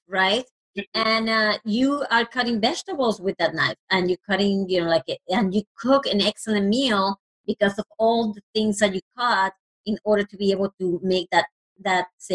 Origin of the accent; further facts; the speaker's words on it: Puerto Rico; first language Spanish; English is a second language; moved away; I actually am originally from Puerto Rico. So I was raised in a Latino country, and obviously Spanish is my first language.